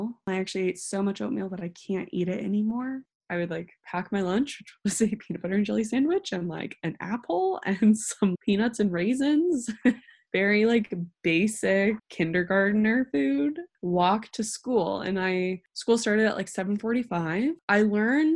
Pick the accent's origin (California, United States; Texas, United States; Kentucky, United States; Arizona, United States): California, United States; Northern; moved away as an adult; also born or lived in Indiana / South Africa; I grew up in Northern California, which is very liberal and very diverse